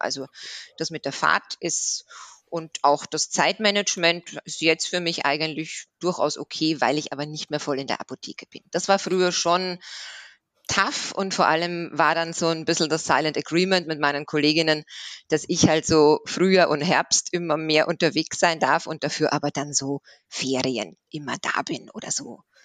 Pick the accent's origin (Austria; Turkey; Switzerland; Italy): Austria; moved away as an adult; now in Swabia, Germany; ich bin ursprünglich aus Österreich und bin jetzt aber seit sieben Jahren im Schwabenland